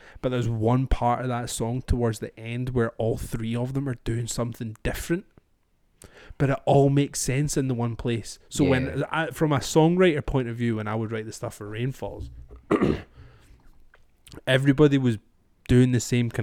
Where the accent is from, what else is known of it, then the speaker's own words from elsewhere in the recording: Scotland, United Kingdom; I'm Scottish